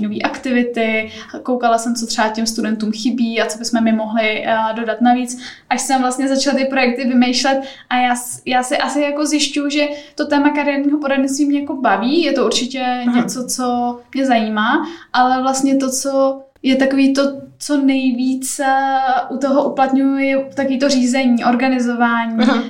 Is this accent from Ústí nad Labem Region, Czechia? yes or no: yes; Teplice District, North Bohemia, Ústí nad Labem Region, Czechia; moved away as an adult; also born or lived in Prague; Já pocházím ze severních Čech, z Teplicka, z takové malé vesnice